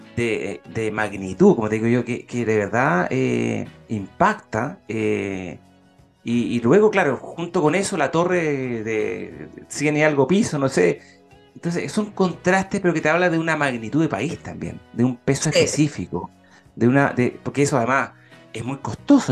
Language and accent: Spanish; Concepción, Biobío, Chile; yo que soy de Concepción, de la zona